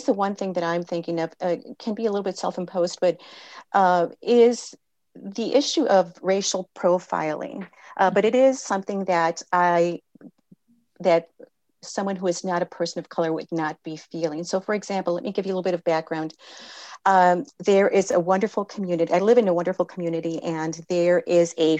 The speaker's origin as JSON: {"language": "English", "region": "California", "country": "United States", "tie": "born or raised there", "said": "I was born in California"}